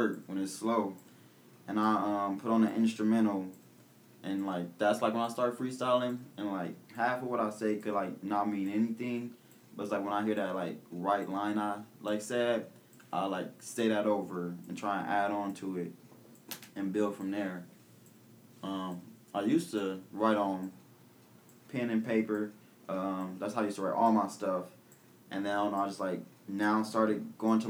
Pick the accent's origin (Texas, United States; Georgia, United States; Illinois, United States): Illinois, United States; Peoria; I was born in Peoria.